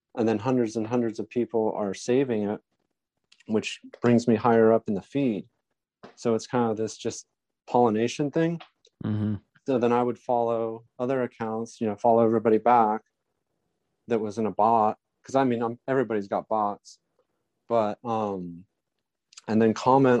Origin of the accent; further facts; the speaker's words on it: California, United States; I'm from California